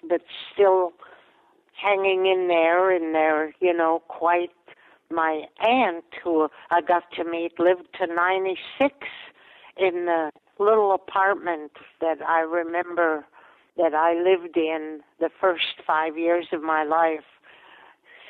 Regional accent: Latvia; first language Latvian; English is a second language; moved away; it was a place where I was born

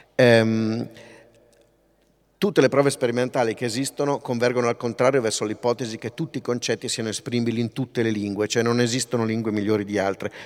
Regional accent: Pavia, Lombardy, Italy; io sono di Pavia

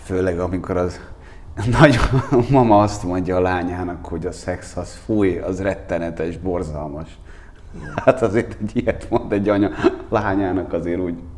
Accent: Székesfehérvár, Fejér, Hungary; moved away as an adult; now in Budapest, Hungary; Én, én Székesfehérvári vagyok, hát, ö, nekem is nem tudom hány éves koromig, hát én húsz éves koromban felkerültem Budapestre.

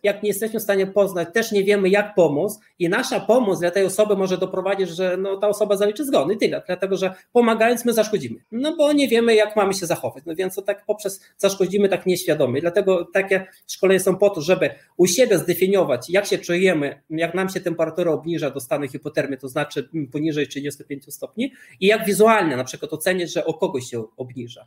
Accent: Lithuania; moved away; Ja urodziłem się na Litwie i chciano mnie zabrać do wojska radzieckiego

